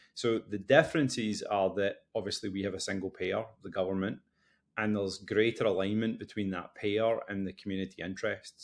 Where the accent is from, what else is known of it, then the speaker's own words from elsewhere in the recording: West Coast of Scotland, United Kingdom; now in Boston, United States; I'm originally from the West Coast of Scotland, although now living in Boston.